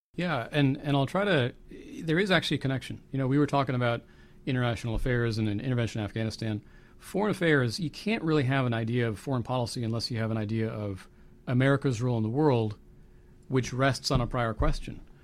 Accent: United States; I'm a Christian, I'm an American, I'm a patriot.

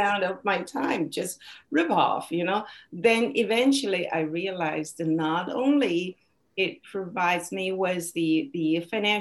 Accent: China; English is a second language; moved away; my hometown in China

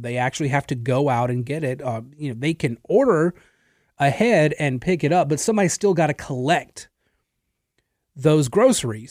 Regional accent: Natchitoches, Louisiana, United States; I was working in another radio station in my hometown in Natchitoches

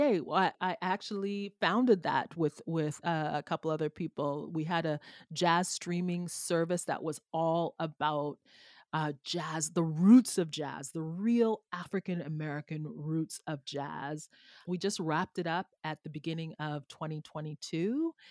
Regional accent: Jamaica; now in Canada; I am from a former enslaved colony in Jamaica historically.

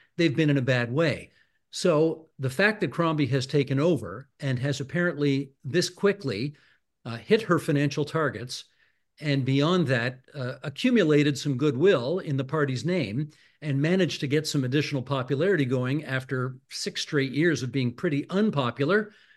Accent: Hamilton, Ontario, Canada; moved away; I'm originally from Hamilton

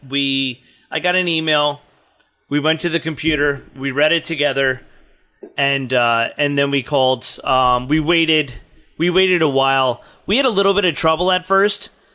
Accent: New Jersey, United States; now in New York, United States; I grew up in Jersey

